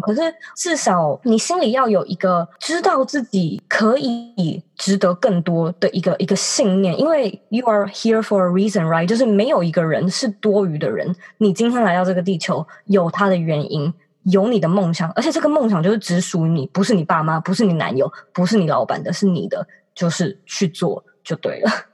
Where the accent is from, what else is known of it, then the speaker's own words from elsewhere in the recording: Taipei, Taiwan; 其实我一直都是住家里，就是我从小到大都是在台北长大，然后因为学校刚好也都超近的，所以我都一直没有机会搬出去自己住